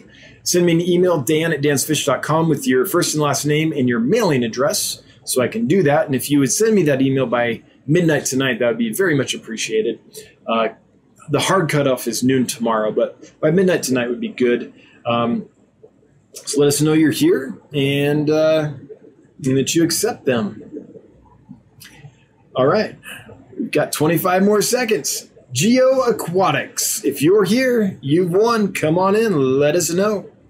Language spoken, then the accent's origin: English; California, United States; now in Wyoming, United States; tiny town in the middle of kind of nowhere, Wyoming. There aren't a lot of fish keepers here. And I come from Southern California where you had like 5 or 6 fish clubs.